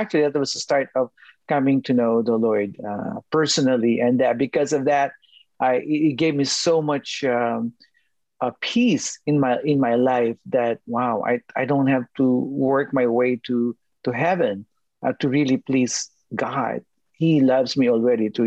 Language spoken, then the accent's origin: English; Manila, Metro Manila, Philippines; moved away; I was born and raised in Manila, Philippines